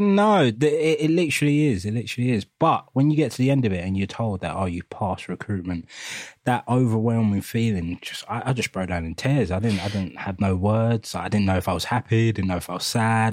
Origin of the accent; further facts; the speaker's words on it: London, United Kingdom; we grew up in East London, Hackney